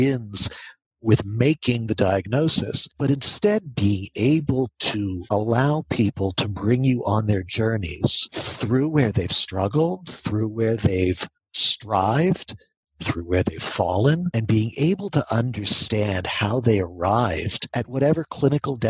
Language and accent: English; Baltimore, Maryland, United States; now in Atlanta, United States; I grew up in Baltimore